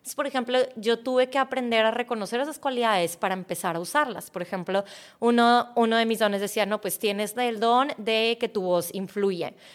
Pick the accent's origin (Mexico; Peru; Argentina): Mexico; yo nací en México, yo tengo cualidades que me hacen muy mexicana